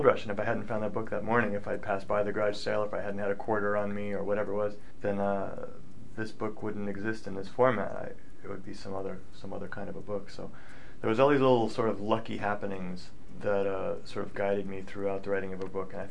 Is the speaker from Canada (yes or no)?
yes; British Columbia, Canada; also born or lived in California / Washington / Oregon; now in Portland, United States; I was born in Canada, but I live in the States